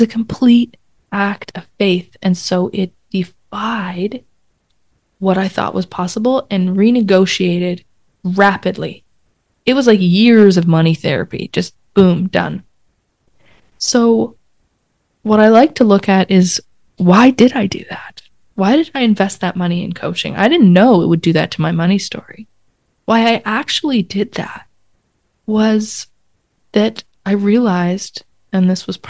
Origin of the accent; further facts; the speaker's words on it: Canada; I'm Canadian